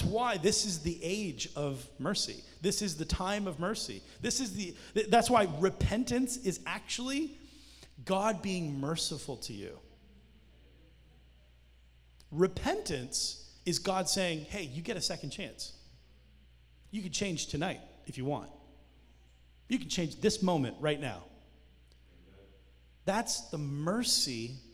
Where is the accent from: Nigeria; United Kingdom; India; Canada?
Canada; now in United States; I'm Canadian